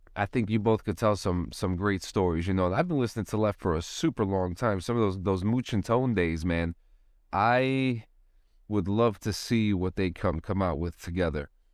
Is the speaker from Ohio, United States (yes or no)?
no; Union City, New Jersey, United States; moved away as an adult; I grew up in Union City myself I grew up there for a long long time and I didn't even get out of there until I didn't even get out of Hudson County until in my 20s